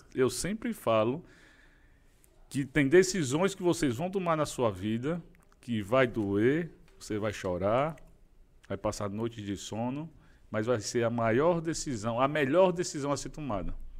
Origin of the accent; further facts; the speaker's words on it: Maceió, Alagoas, Brazil; sou lá de Maceió, Alagoas